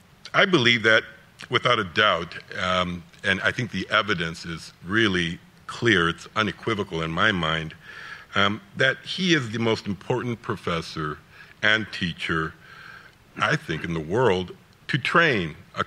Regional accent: Los Angeles, California, United States; I was from Los Angeles, and so, again, meeting this titan was just super, super important.

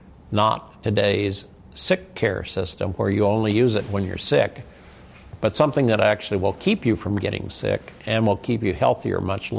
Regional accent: Midwest, United States; now in San Diego, United States; when I came here to San Diego in 2000, and I was from the Midwest, and I was overweight, and I didn't exercise

